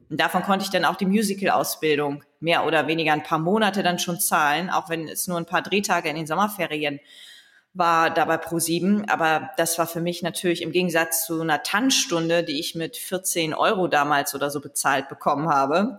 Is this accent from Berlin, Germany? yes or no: no; Leer, Lower Saxony, Germany; als Ostfriesin